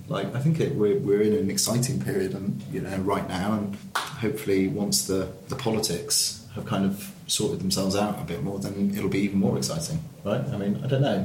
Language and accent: English; Yorkshire and the Humber, United Kingdom; moved away as an adult; now in London, United Kingdom; I'm not from London, I'm from Yorkshire originally, but, you know, I've been living here since 2007 on and off